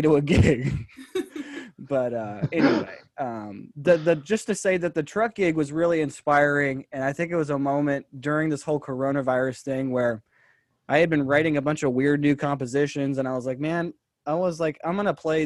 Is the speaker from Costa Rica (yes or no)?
no; San Jose, California, United States; also born or lived in Tennessee; I'm from San Jose, actually, but I had gone to study in Tennessee